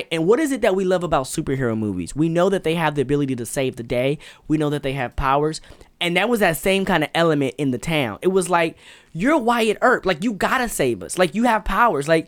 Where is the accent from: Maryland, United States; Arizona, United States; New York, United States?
Arizona, United States; Patagonia; I'm from Patagonia, Arizona. Uh, it was dope.